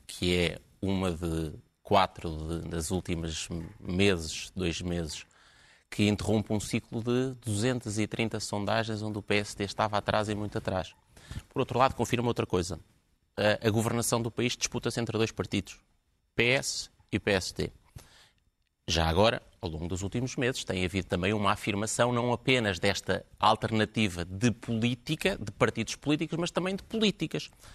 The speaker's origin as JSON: {"language": "Portuguese", "country": "Portugal", "said": "enquanto português"}